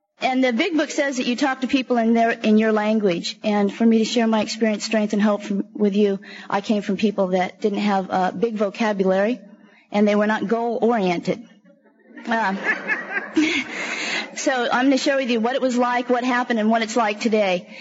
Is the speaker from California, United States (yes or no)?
yes; San Francisco, California, United States; also born or lived in San Jose / Alameda / Oakland; I grew up in San Francisco, Alameda, and Oakland most of the time in low-income housing. The majority of the time we lived out in the Fillmore District in San Francisco.